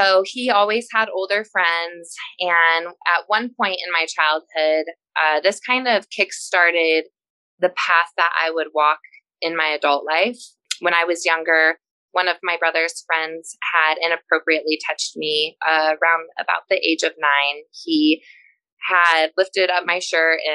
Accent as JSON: {"language": "English", "region": "Colorado", "country": "United States", "tie": "born or raised there", "said": "growing up in Colorado was really great"}